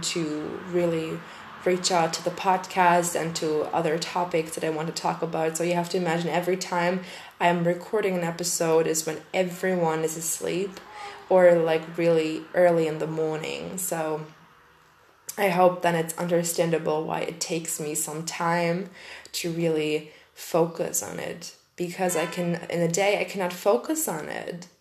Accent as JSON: {"language": "English", "country": "Germany", "second_language": "English", "said": "I'm from German eh, I'm from Germany, and um, English is not my mother tongue"}